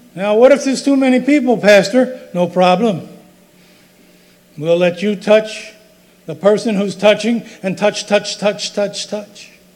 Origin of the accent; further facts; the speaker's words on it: Roselle, New Jersey, United States; when I was growing up in Roselle